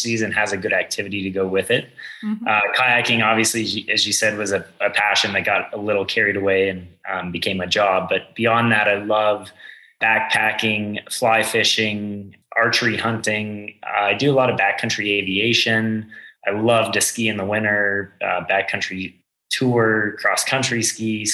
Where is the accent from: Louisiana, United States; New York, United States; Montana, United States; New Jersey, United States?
Montana, United States; also born or lived in Wyoming; I was born in Wyoming. I was actually raised in Montana